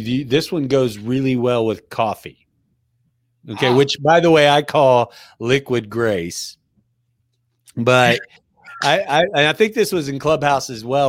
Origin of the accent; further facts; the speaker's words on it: San Diego, California, United States; born there; also born or lived in Bahamas; I was born in 68 in Sharps Memorial Hospital in San Diego. I'm a fifth generation Southern Californian, which is, you know, that's a rarity.